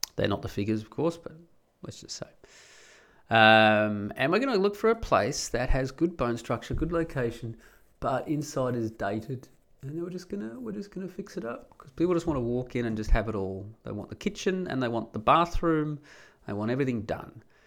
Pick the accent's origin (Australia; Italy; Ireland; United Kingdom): Australia; Perth, Western Australia; moved away as an adult; now in Netherlands; I grew up in Perth in Western Australia.